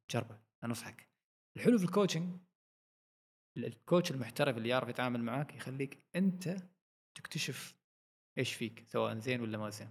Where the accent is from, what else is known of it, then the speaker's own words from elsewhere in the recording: Oman; نحن عندنا في عمان